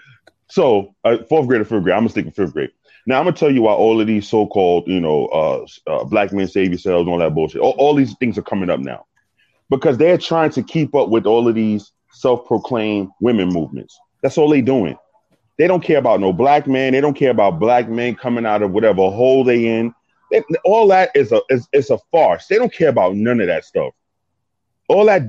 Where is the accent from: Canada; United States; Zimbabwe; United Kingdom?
United States; New York; I'm from New York, in the streets of New York